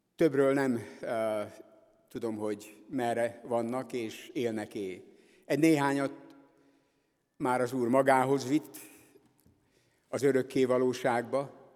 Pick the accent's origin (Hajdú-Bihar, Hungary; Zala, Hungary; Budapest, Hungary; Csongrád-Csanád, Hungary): Budapest, Hungary; moved away; ezért a gyülekezetért, amelyben én is fölnőttem, és amelyik továbbra is az evangélium hirdetésének az egyik fontos helye itt Budapest szívében